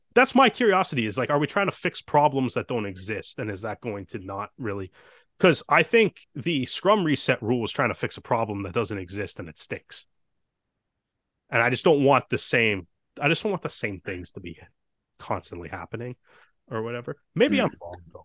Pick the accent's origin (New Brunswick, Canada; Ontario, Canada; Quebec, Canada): Ontario, Canada; Toronto; we're we're from Toronto